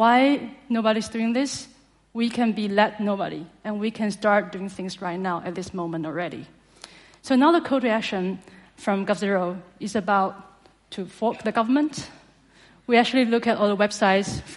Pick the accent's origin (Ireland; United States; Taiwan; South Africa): Taiwan; from Taiwan